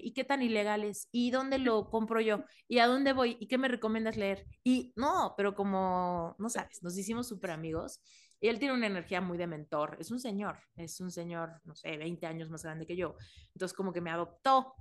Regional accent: Mexico; moved away; soy mexicana y en México me siento muy segura

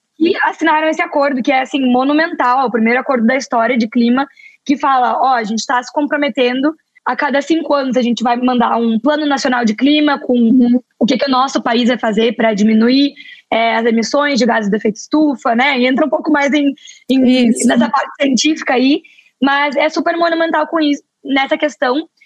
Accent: Porto Alegre, Rio Grande do Sul, Brazil; moved away; eu sou do sul do Brasil, sou de Porto Alegre

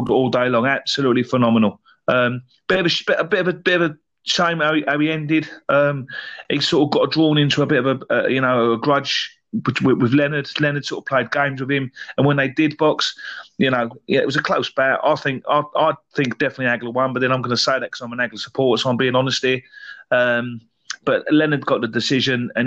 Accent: England, United Kingdom; being English as well, British as well

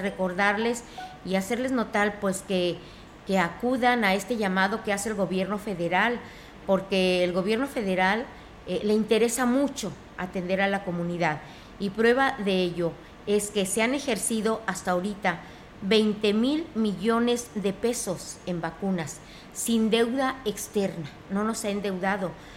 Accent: Mexico

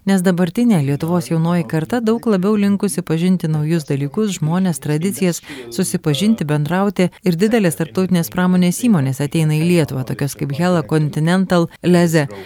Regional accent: Bhopal, Madhya Pradesh, India; Lithuanian is a second language; now in Kaunas, Lithuania; Man visą tai primena mano miestą Bhopal, centrinėje Indijoje.

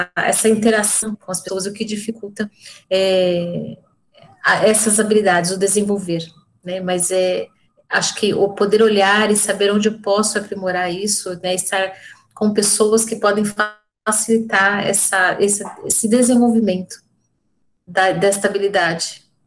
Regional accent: São Paulo, Brazil; sou de São Paulo

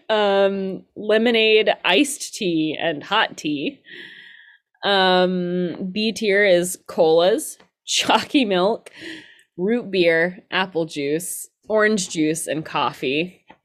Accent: Georgia, United States; I'm from Georgia

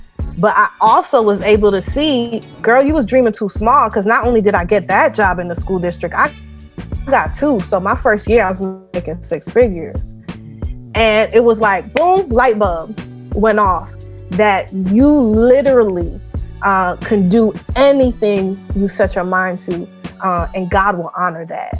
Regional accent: New York City, New York, United States; I'm originally from Far Rockaway, Queens, New York.

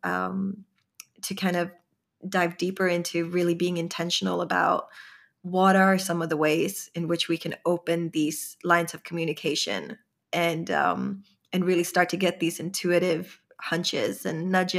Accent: Sweden; growing up in Sweden, I didn't really feel like I belonged

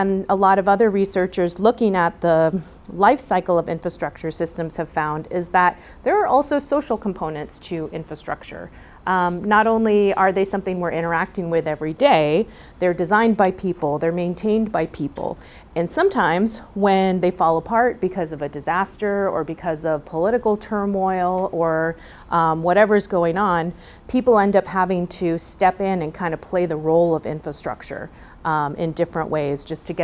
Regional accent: San Juan Capistrano, California, United States; I was born and raised in San Juan Capistrano, down in South Orange County.

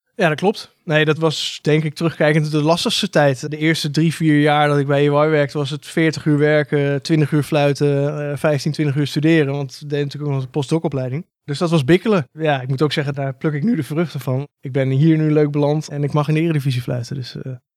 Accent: Breukelen, Utrecht, Netherlands; Ik kom oorspronkelijk uit Breukelen

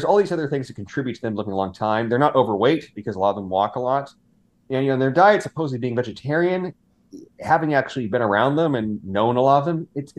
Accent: California, United States; where I grew up in California, actually, there's this population of, it's a blue zone population

